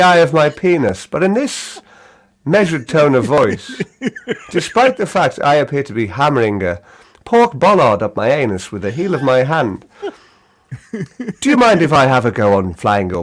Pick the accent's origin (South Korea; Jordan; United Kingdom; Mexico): United Kingdom; Liverpool, North West England; accent: Liverpool, northern; my accent, it's quite measured, but it's patently northern. It's not very strong as Liverpool accents go